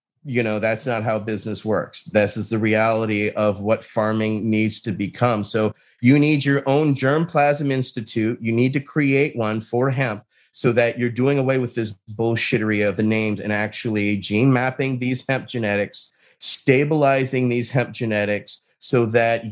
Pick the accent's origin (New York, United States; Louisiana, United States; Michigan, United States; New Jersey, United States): Louisiana, United States; where I grew up in Louisiana